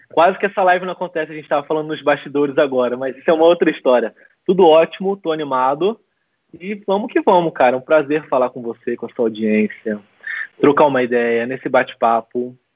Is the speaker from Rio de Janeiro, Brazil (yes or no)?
yes; Macaé, Rio de Janeiro, Brazil; also born or lived in São José do Rio Preto, São Paulo; com 10 anos mais ou menos eu me mudei para Macaé, no interior do Rio de Janeiro. E desde então eu moro em Macaé, eu resido em Macaé.